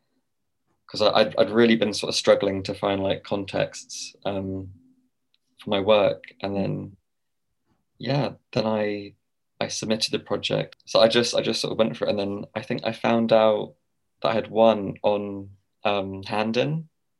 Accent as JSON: {"language": "English", "town": "Winchester", "region": "South East England", "country": "United Kingdom", "tie": "born or raised there", "also_born_or_lived": "Basingstoke", "moved": "as an adult", "lives_now": "London, United Kingdom", "said": "I'm from Winchester originally. I'm currently living in London."}